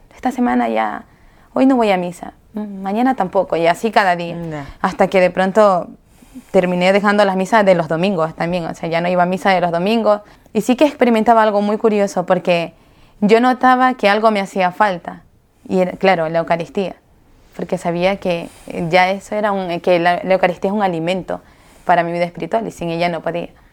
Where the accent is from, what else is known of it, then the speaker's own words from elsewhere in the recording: Chone, Manabí, Ecuador; yo soy de Ecuador, de Chone, de la provincia de Manabí